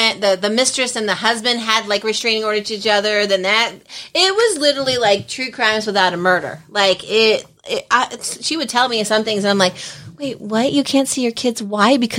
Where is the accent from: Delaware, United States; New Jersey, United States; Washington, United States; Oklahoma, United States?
New Jersey, United States; moved away as an adult; I'm from Jersey